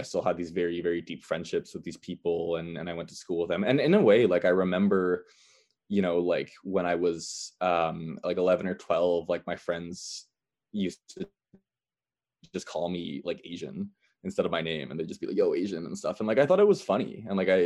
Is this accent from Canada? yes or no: yes; Canada; me belonging to Canada and me being Canadian